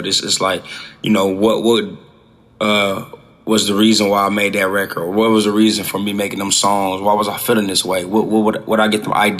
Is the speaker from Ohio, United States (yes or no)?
yes; Dayton, Ohio, United States; I grew up in Dayton, Ohio, on Catawba, 1910 was my address to be exact